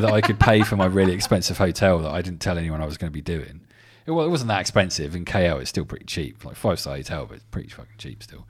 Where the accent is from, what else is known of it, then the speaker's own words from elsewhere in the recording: England, United Kingdom; I'm English